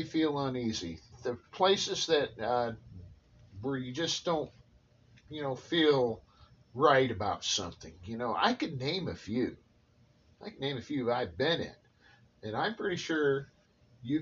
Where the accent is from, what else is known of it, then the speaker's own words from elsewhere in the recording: central Illinois, United States; An apartment I rented here in my hometown was an attic apartment.